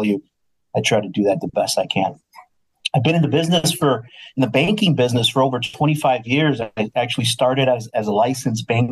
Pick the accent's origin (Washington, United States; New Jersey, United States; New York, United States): New Jersey, United States; moved away as an adult; also born or lived in Ohio / Florida / South America / Chicago; now in Wisconsin, United States; I was from the East Coast, born and raised in New Jersey